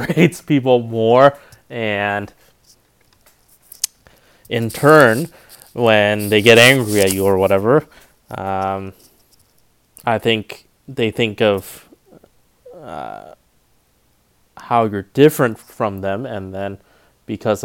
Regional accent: North Orange County, California, United States; also born or lived in Riverside, California; Growing up in North Orange County, Asians were always in the minority

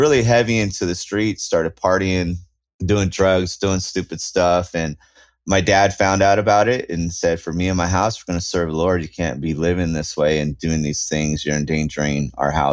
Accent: Southern California, United States; we're from Southern California

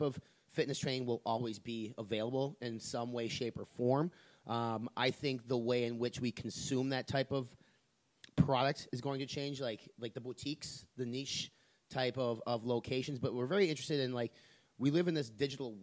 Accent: Wisconsin, United States; My home state, the Wisconsin Badgers

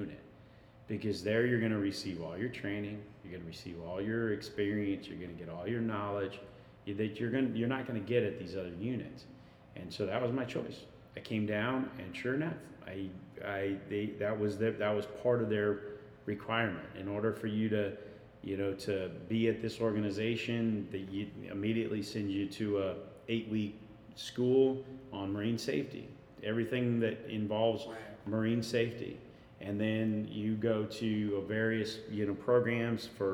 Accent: California, United States; moved away as an adult; also born or lived in Washington; I'm from California, I want to come back to California

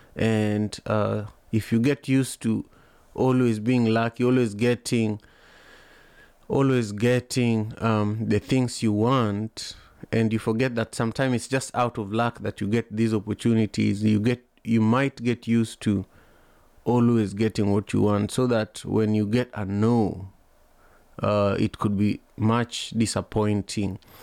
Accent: Kisumu, Kisumu County, Kenya; now in Seattle, United States; where I was growing up in Kenya, in Kisumu

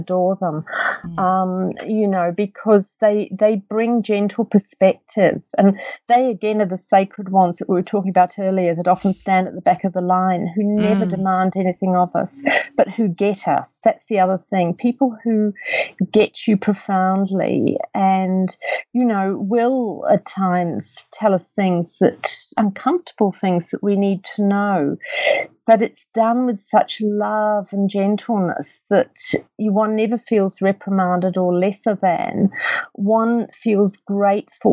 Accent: England, United Kingdom; moved away; I grew up in England

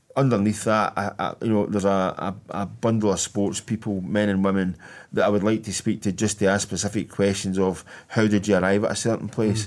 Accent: Hamilton, Scotland, United Kingdom; I was born in Bedford Lodge, which is about a goal kick away from where Douglas Park was

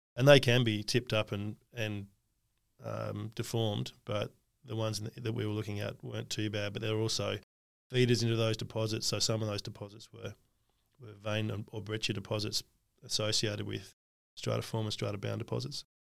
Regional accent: Australia; one of the best things about being Australian is we're egalitarian

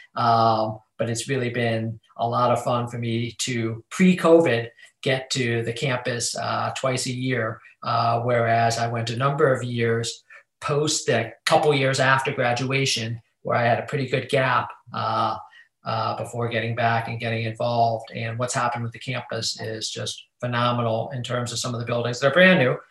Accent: Cleveland, Ohio, United States; moved away as an adult; now in Chicago, United States; I grew up in Cleveland

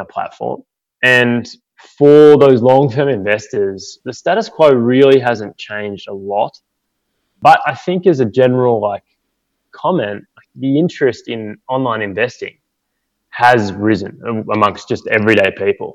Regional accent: Goulburn, New South Wales, Australia; We grew up in Goulburn, which is a small country town.

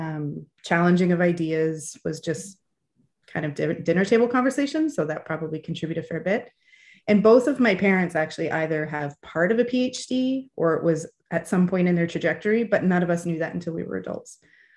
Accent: Fergus, Ontario, Canada; also born or lived in Hamilton / St. John's / Ottawa; So I'm Canadian. I grew up in Canada, but we moved around a fair bit. So I lived in Hamilton, in St. John's, Newfoundland, in Ottawa. I did my middle school and high school in a small town in Ontario called Fergus.

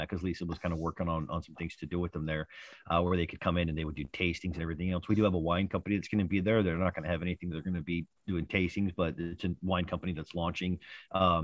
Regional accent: Pleasant Grove, Utah, United States; my hometown of Utah. It's in a place called Pleasant Grove, Utah

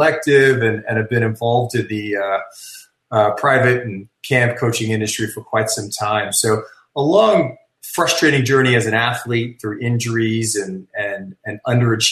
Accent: Sydney, New South Wales, Australia; moved away; I actually was born and raised in Australia

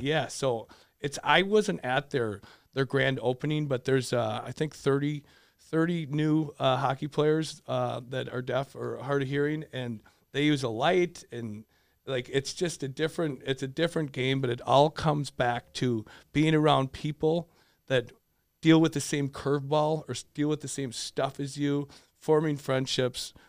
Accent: Richfield, Minnesota, United States; so I grew up in Richfield, loved it, uh, high school, got to play with my brother for two years.

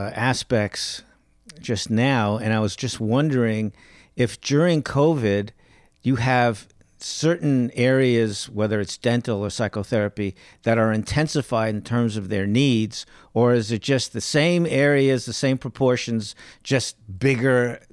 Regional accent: New York, United States; from New York. You know, if you say sober, silver, it's, I mean, whatever.

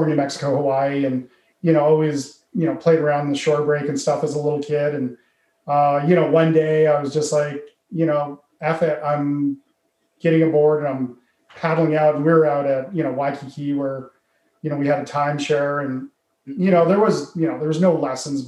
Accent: Calgary, Alberta, Canada; born and raised in Calgary

